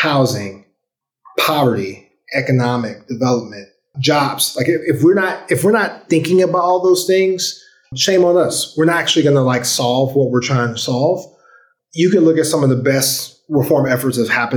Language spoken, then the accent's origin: English; St. Louis, Missouri, United States; When I grew up in St. Louis in the 90s, in the 80s and 90s, St. Louis had busing